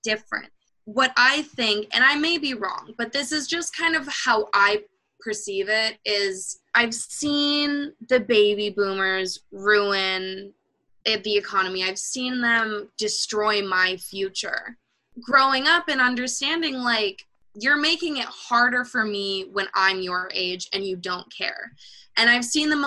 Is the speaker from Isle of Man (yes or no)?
no; Canada; As a Canadian